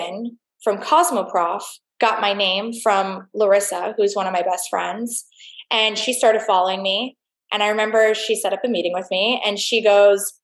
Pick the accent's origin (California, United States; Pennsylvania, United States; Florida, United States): Florida, United States; Fort Lauderdale; I'm from Fort Lauderdale, Florida